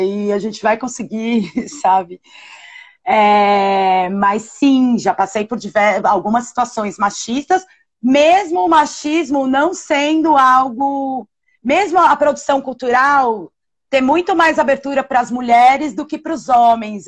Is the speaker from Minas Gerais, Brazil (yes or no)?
no; São Paulo, Brazil; moved away as an adult; now in São Luís, Brazil; eu sou de São Paulo. Eu vivo aqui em São Luís há. vão fazer quatro anos